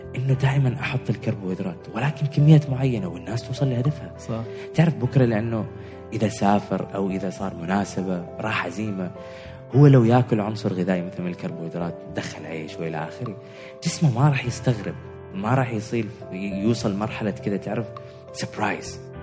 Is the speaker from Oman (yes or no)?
yes; Oman; احنا مجتمع عماني